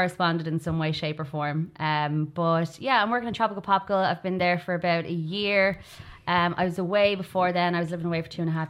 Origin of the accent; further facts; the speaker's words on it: Swords, Leinster, Ireland; moved away; I should be so sure of myself in my 28 years. … I hail from Swords in North County, Dublin.